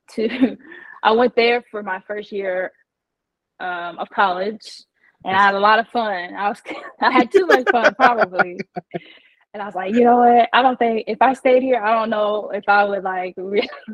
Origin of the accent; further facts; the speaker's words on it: Indiana, United States; moved away as an adult; also born or lived in Texas / Jacksonville / Chicago; I'm originally from Indiana. So, I grew up playing basketball as a tomboy